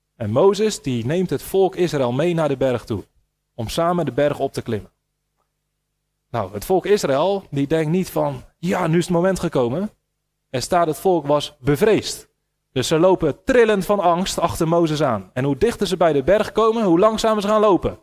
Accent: Netherlands; wij als Nederlanders

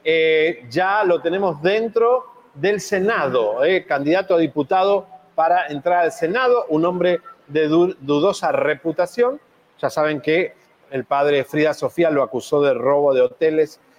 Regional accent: England, United Kingdom; Spanish is a second language; now in Mazatlán, Mexico; soy inglés, de Inglaterra.

